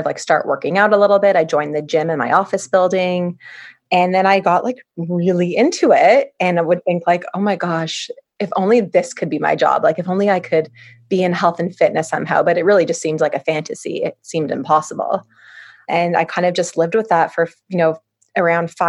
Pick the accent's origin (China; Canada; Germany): Canada; Toronto, Ontario; I was born and raised in Toronto